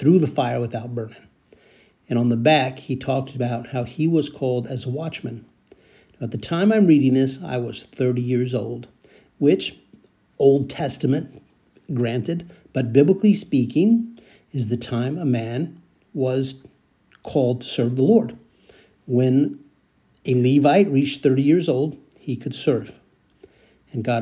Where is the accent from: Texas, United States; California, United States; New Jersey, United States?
California, United States; San Joaquin Valley; I was growing up in the San Joaquin Valley, east of the Bay Area. I was growing up there